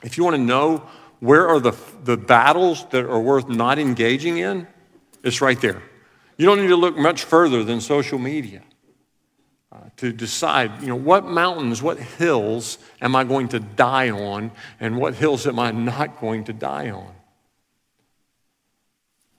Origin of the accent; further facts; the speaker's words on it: Alabama, United States; I'm from Alabama